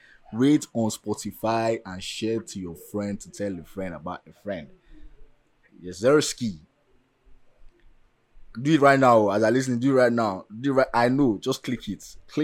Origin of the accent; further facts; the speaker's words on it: Nigeria; we are so Nigerian